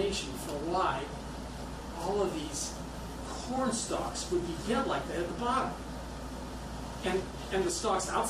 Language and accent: English; Midwest, United States; I'm from the Midwest